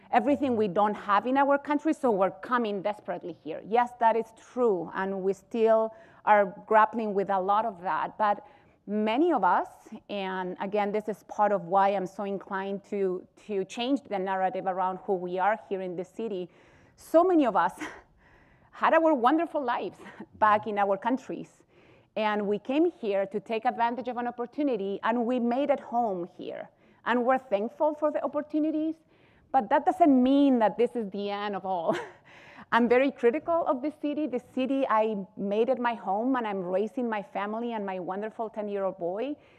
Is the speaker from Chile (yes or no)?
yes; Chile; moved away as an adult; now in United States; I live in Chile